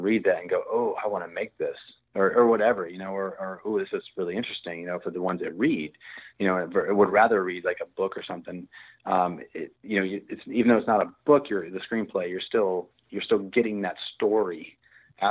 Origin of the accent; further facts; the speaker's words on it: Virginia, United States; moved away as an adult; now in Texas, United States; I grew up in Virginia, and my whole family grew up in Virginia